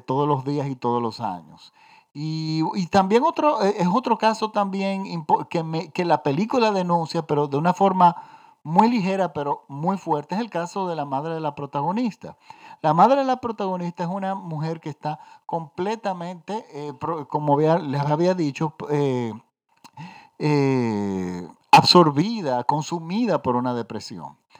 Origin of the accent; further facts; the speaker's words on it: Dominican Republic; yo vivo en la República Dominicana